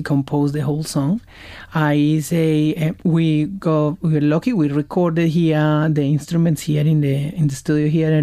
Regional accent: Colombia; now in Brisbane, Australia; I am from Latin America. I'm from Colombia

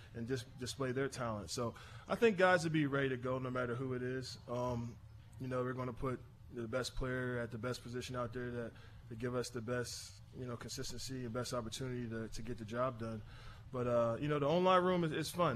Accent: Philadelphia, Pennsylvania, United States; I grew up in Nice Town. My dad's from South Philly, but All right. I, I grew up in Nice Town.

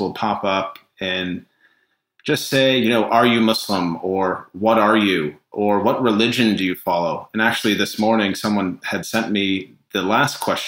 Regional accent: Needham, Massachusetts, United States; also born or lived in London, United Kingdom; I grew up in Needham, Massachusetts. It's considered a suburb of Boston

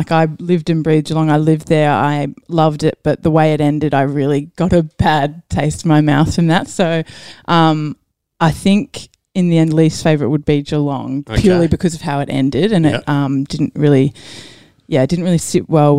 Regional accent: New Zealand; also born or lived in Maryborough; now in Australia; Yeah, family from New Zealand, so lived there growing up and then moved back here. So born here, New Zealand, moved back here. then I was in Maryborough for a while.

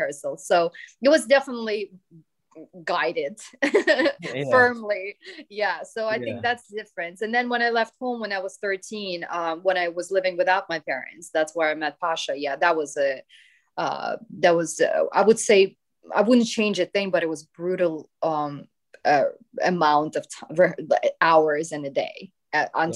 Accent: Siberia, Russia; moved away; also born or lived in United States / United Kingdom; I was from Siberia, he's from Siberia, and then we met together when I was 13, you know, and then we moved to the US together, and then UK

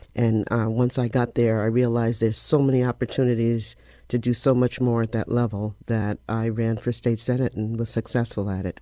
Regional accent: Bridgeport, Connecticut, United States; I grew up on Washington Avenue. Um, it's called The Hollow

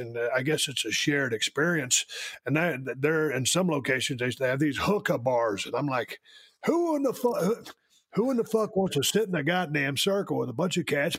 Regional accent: Georgia, United States; I am from Georgia.

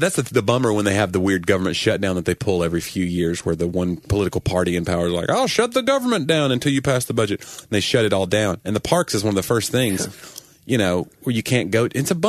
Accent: East Tennessee, United States; I grew up in East Tennessee.

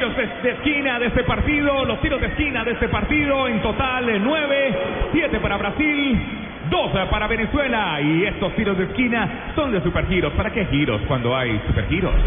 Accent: Argentina; now in Colombia; yo soy argentino

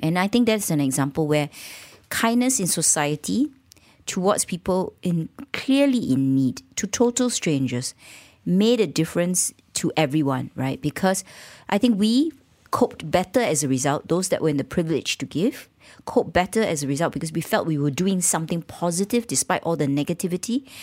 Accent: Malaysia; accent: Malaysian; being Malaysian and sounding Malaysian.

